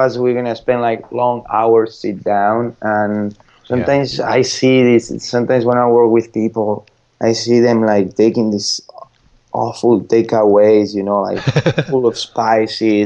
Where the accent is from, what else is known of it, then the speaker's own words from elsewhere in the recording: Madrid, Community of Madrid, Spain; English is a second language; moved away; I'm from Madrid